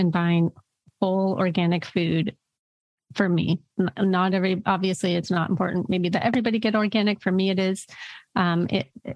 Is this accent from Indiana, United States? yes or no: no; California, United States; I'm a Californian, grew up in California where macrobiotic and, you know, all of these diets were here